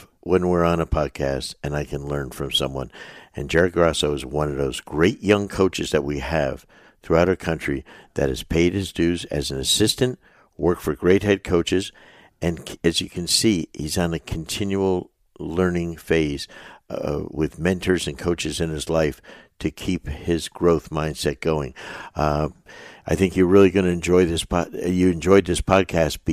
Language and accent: English; Northeast, United States; growing up in the Northeast